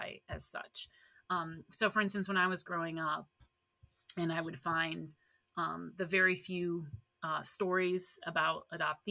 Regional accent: Ann Arbor, Michigan, United States; now in Minnesota, United States; I grew up in Ann Arbor, Michigan

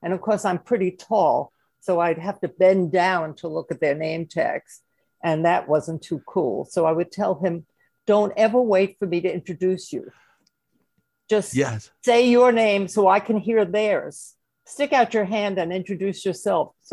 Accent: New York City, New York, United States; accent: Brooklyn; moved away as an adult; also born or lived in Bensonhurst, Brooklyn / Flatbush, Brooklyn; now in Manhattan, United States; It was a storefront factory in Brooklyn, where I grew up. You may have noticed from my accent

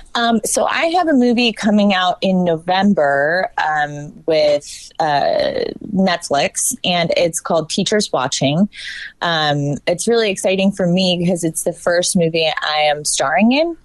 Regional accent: Northern Virginia, United States; moved away; I'm originally from Virginia

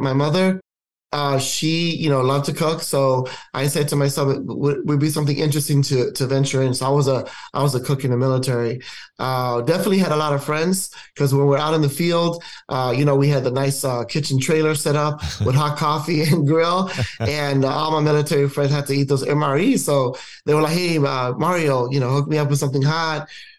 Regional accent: Chicago, Illinois, United States; I grew up in Chicago, born and raised in Chicago

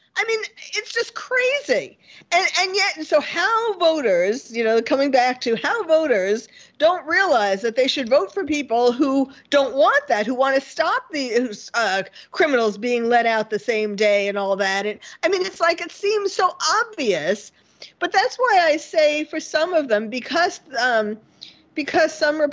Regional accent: New York City, New York, United States; moved away as an adult; now in California, United States; I was born and bred in New York City, and the Bronx, Flushing, Forest Hills, and then Manhattan

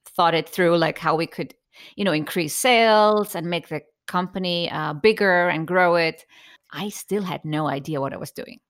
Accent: Iceland; growing up in Iceland

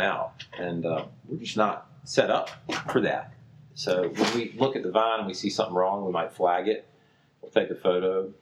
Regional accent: Jarvisburg, North Carolina, United States; I'm from Jarvisburg. I was uh, born and raised here

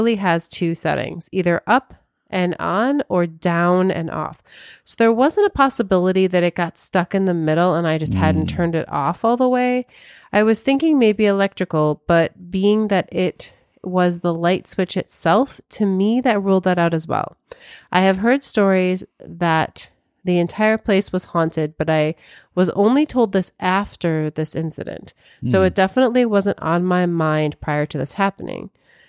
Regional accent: Honolulu, Hawaii, United States; I'm from Honolulu, Hawaii, born and raised, and I was living out in this little community that was built on a military base.

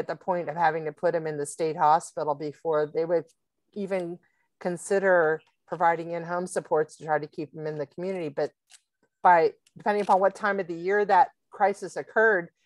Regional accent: Pennsylvania, United States; moved away as an adult; also born or lived in Virginia; the state that we moved to, and the school district here that is so wonderful, is my hometown.

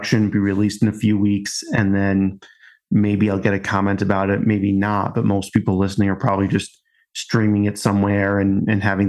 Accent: Long Island, New York, United States; moved away; I'm originally from Long Island and just kind of talk that way

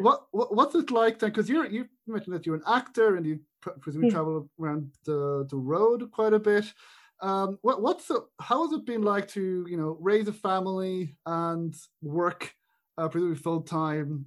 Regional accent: Ireland; an Irish person

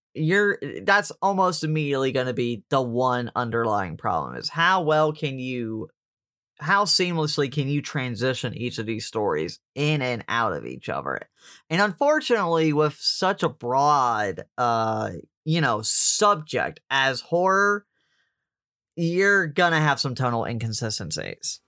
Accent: Deep South, United States; I grew up in the Catholic Church in the Deep South

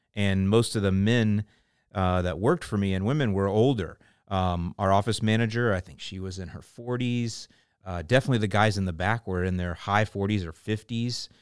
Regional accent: St. Petersburg, Florida, United States; I was born in Pinellas County, and, uh, my lawn growing up was Bahia. Most of the lawns in my neighborhood were. I grew up off of forty-sixth Street and twenty-third Avenue North.

